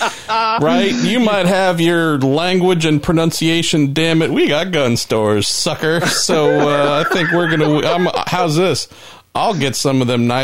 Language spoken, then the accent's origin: English; United States; first language English